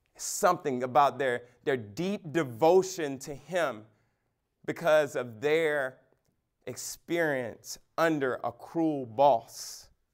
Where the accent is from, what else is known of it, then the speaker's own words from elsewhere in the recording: United States; American Christians